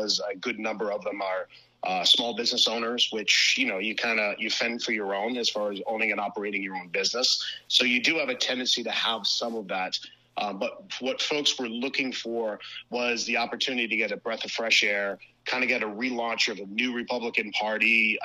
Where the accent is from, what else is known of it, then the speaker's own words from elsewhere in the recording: Cranston, Rhode Island, United States; born and raised in Cranston, Rhode Island, currently still